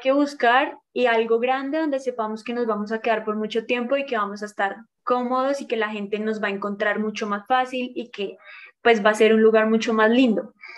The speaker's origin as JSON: {"language": "Spanish", "country": "Colombia", "said": "soy de Colombia, tengo 31 años"}